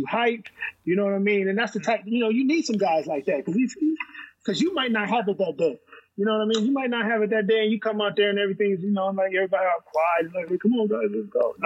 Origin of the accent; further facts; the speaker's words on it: Wisconsin, United States; I'm from Wisconsin as well.